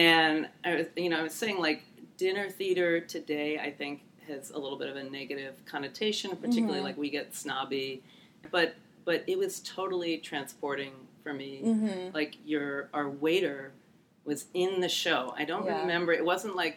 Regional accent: Bethesda, Maryland, United States; I grew up in Bethesda, right outside D.C.

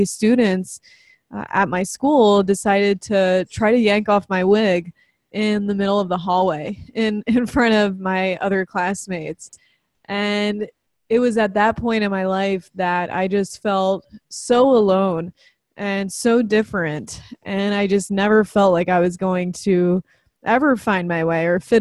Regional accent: New Jersey, United States; also born or lived in New York; I was born in New York and lived most of my life in New Jersey, South Jersey, kind of closer to Philadelphia

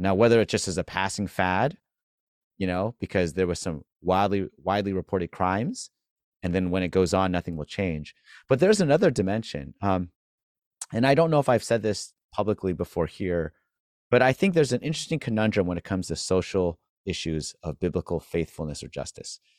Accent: California, United States; now in Boston, United States; growing up in California

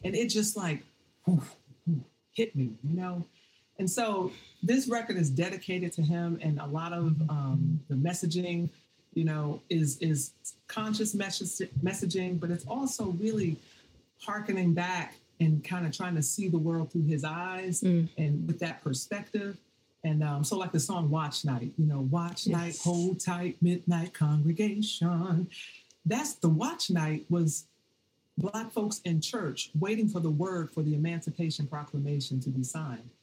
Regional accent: Washington, District of Columbia, United States; moved away as an adult; now in Oakland, United States; I'm from Washington D.C., Northeast

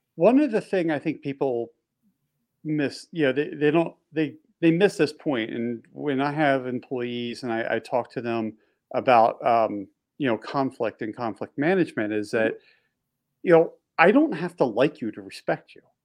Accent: East Coast, Baltimore D.C. area, Mid-Atlantic, United States; I grew up on the East Coast. We had nor'easters roll through where we get snowstorms, and when snowstorms used to roll through, especially when you're in the in the um, like the Baltimore D.C. area, this, the Mid Atlantic area

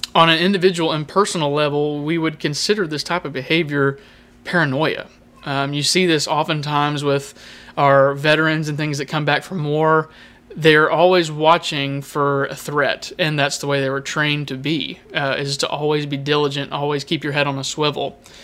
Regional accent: United States; As, uh, Americans

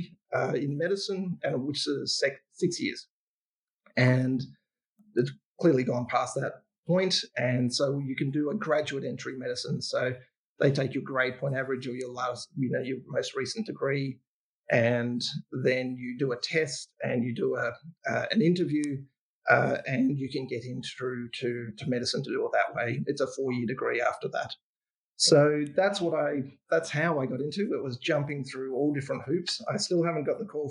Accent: Ballarat, Victoria, Australia; I was growing up in Ballarat, which is a country town in Victoria

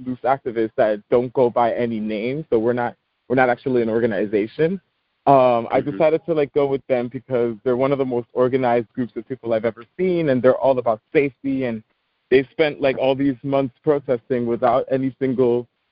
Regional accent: New York City, New York, United States; I'm from the Bronx, born and raised

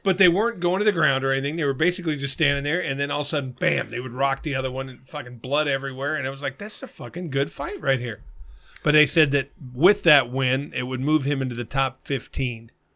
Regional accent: Arizona, United States; I'm from Arizona.

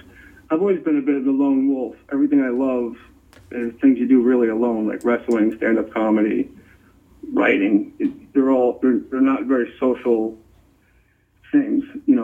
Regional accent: New Jersey, United States; I was into the ocean. I spent my summers and like every conceivable free moment in Barnegat Bay.

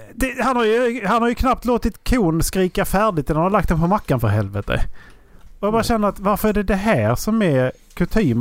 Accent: Skåne, Sweden; jag är svensk från Skåne

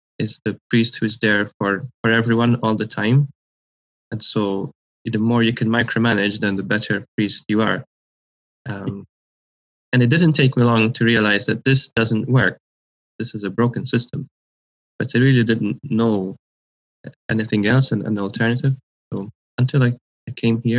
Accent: Malta; moved away as an adult; also born or lived in Scotland; now in Halifax, Canada; I'm originally from Malta

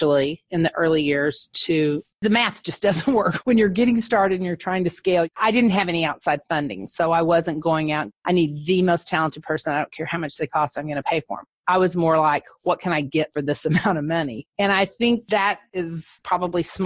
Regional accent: Altus, Oklahoma, United States; now in Dallas, United States; I am originally from Altus, Oklahoma, which is a Air Force town in the southwest corner of Oklahoma. My mother still lives there and I still consider it home

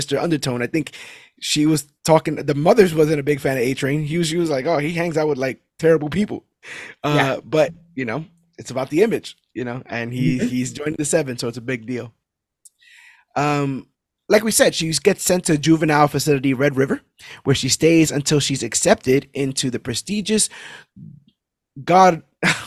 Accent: New York City, New York, United States; I was born and raised in Brooklyn, New York

